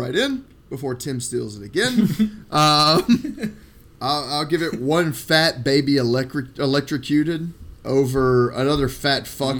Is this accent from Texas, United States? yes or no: no; Nashville, Tennessee, United States; I'm from Nashville